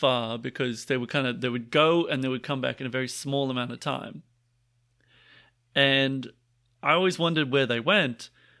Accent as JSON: {"language": "English", "town": "Boston", "region": "Massachusetts", "country": "United States", "said": "Boston. Boston. I'm from Boston."}